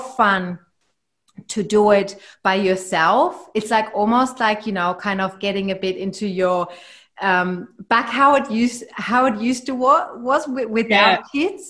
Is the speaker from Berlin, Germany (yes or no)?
no; near Heidelberg, Baden-Württemberg, Germany; now in Australia; I grew up right next to Heidelberg